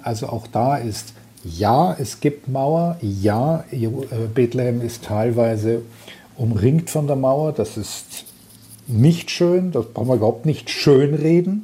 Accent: Munich, Bavaria, Germany; moved away as an adult; now in Tel Aviv, Israel; ich bin ja gebürtiger Münchner

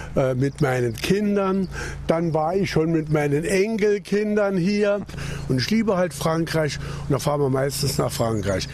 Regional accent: Saarland, Germany; als Saarländer

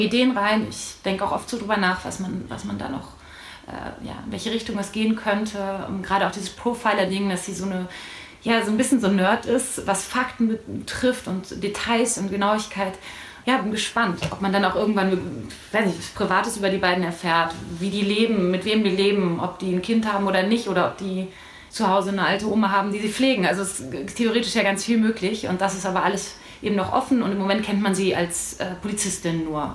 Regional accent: Ruhr area, North Rhine-Westphalia, Germany; ich bin komplett im Ruhrpott aufgewachsen.

